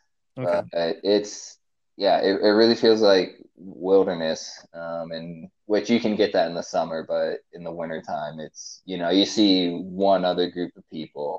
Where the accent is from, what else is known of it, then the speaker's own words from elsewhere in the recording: Maine, United States; moved away; I grew up in Maine, back in the Northeast, and like lived in probably a medium-sized town there. It's probably like 6 or 7,000 people, so like not big but not small.